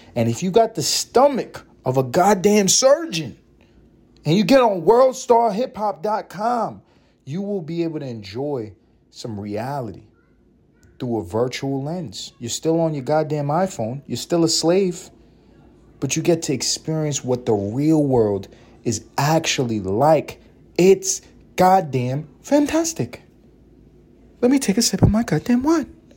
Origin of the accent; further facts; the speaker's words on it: New York City, New York, United States; I grew up in East Harlem